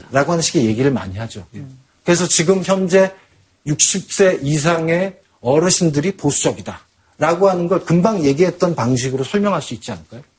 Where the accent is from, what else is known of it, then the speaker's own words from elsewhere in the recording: Seoul, South Korea; 근데 저는 사실은 그 삼각지에서 태어났거든요.